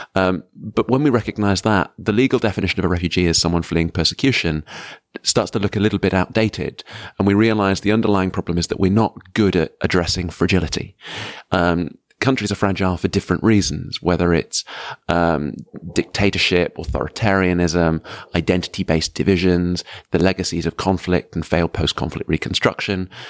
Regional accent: United Kingdom; as a British citizen

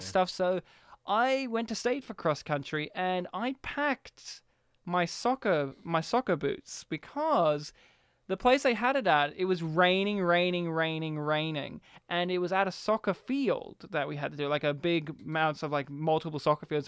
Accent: Kempsey, New South Wales, Australia; I was, like, the country town kid and all these other kids were, like, from more rural, like, more, uh, suburbia places. And they're, like, "Where are you from?" Kempsey.

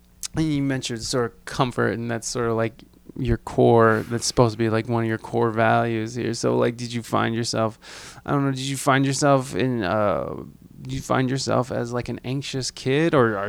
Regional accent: Adrian, Michigan, United States; moved away; I'm a Michigander. I'm from Michigan.

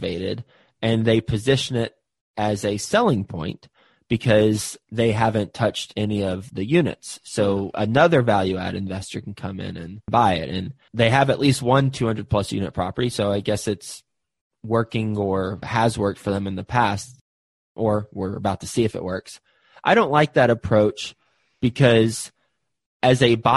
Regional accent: Fort Worth, Texas, United States; I'm from Fort Worth

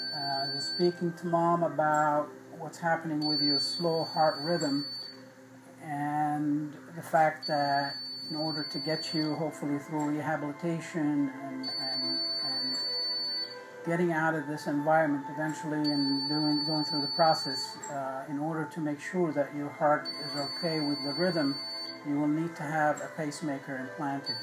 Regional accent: Egypt; now in United States; I'm from Egypt originally

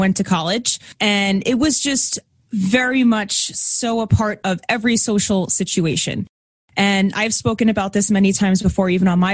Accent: Connecticut, United States; moved away as an adult; also born or lived in New Hampshire; now in Long Island, New York, United States; I'm from the States. I grew up in Connecticut, but I live on Long Island now, which is about an hour outside of New York.

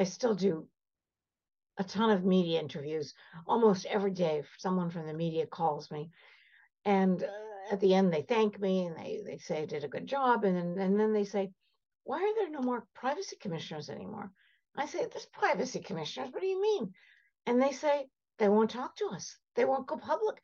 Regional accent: Canada; also born or lived in Cairo, Egypt; I'm Armenian. I was born in Cairo. Came over to Canada when I was 4 years old.

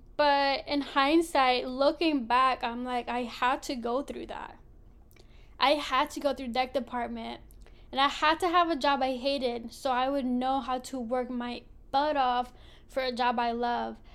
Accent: Philadelphia, Pennsylvania, United States; I grew up in Philly, born and raised

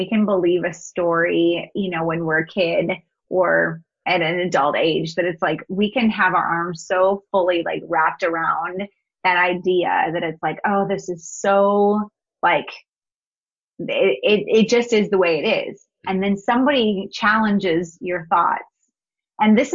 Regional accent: North Dakota, United States; moved away as an adult; also born or lived in Missouri; I grew up in North Dakota. It's a small, you know, state

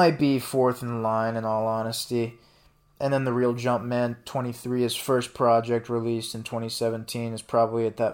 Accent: St. Louis, Missouri, United States; my hometown of St. Louis

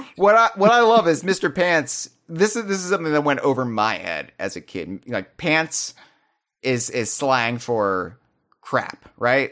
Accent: United States; I was a sheltered American youth. who didn't really have much exposure, you know, outside of my home country at the time

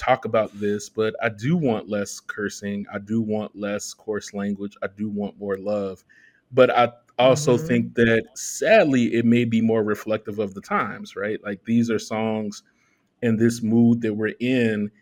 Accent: Chicago, Illinois, United States; I'm from the south side of Chicago

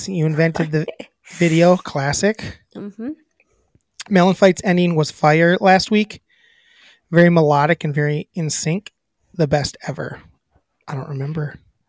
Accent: Oregon, Wisconsin, United States; It's in my hometown. Is my hometown.

